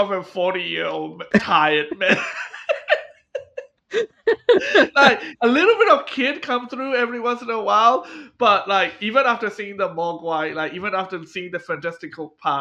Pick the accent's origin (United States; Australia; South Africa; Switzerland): Australia; In Australia, Bogans, our name, our stereotype for rednecks